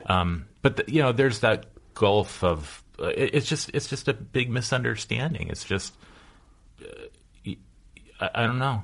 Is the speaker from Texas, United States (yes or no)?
no; Los Angeles, California, United States; I'm a lifer. I grew up in the Pacific Palisades